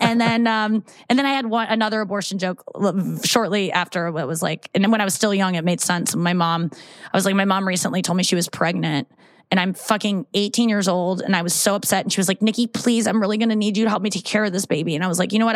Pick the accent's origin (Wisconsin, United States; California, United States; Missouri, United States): Missouri, United States; St. Louis; I grew up in St. Louis.